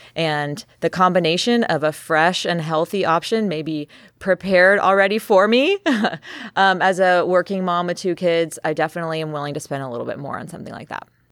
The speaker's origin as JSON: {"language": "English", "region": "Texas", "country": "United States", "tie": "born or raised there", "also_born_or_lived": "California / New York", "moved": "yes", "said": "I was born and raised in Texas"}